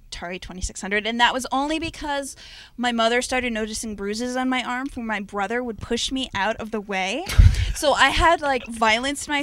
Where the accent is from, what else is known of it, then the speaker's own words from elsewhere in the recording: Maine, United States; moved away as an adult; also born or lived in New York; Originally, I'm from Maine, but I lived in New York for 6 years